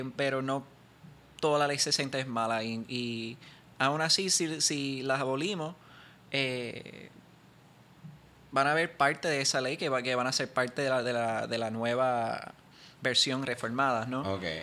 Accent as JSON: {"language": "Spanish", "country": "Puerto Rico", "said": "nosotros somos una minoría eh, en nuestro propio país"}